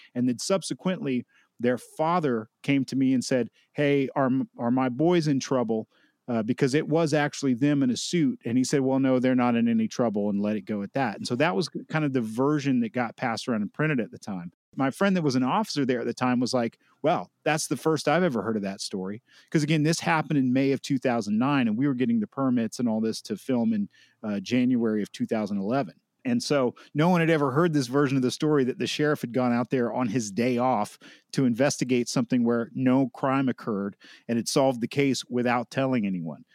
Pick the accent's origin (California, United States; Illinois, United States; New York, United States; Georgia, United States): Georgia, United States; Helen; my hometown of Helen, Georgia